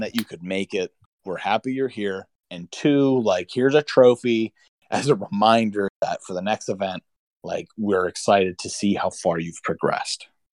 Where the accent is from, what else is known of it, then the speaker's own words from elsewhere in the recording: Pennsylvania, United States; I'm from Pennsylvania, so we have to actually pronounce things the way they're supposed to be pronounced